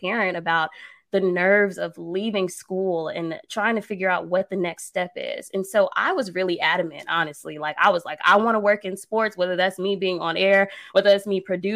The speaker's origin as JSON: {"language": "English", "town": "Atlanta", "region": "Georgia", "country": "United States", "tie": "born or raised there", "said": "I'm from the A. So, you know, I'm from the East Side"}